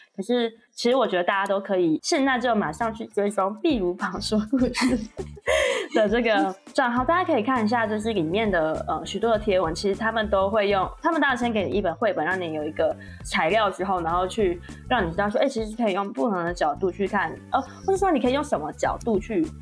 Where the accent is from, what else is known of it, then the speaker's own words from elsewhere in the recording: Taiwan; 我以前也是台湾教育长大的